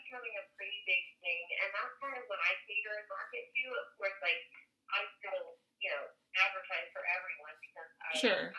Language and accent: English; North Carolina, United States; also born or lived in Mexico; I'm actually North Carolina native.